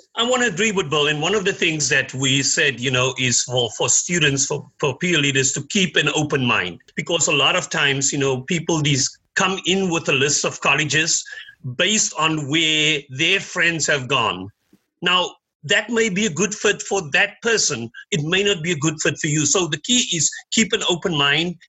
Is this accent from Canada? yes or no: no; Cape Town, Western Cape, South Africa; now in United States; I was born in in Cape Town, South Africa. Came here more than 30 years ago.